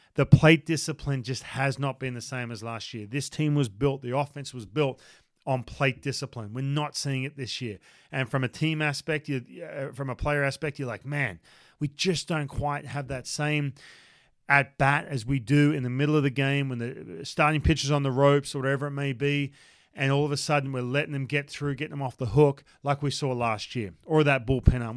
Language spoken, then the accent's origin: English; Australia; moved away; I'm from Australia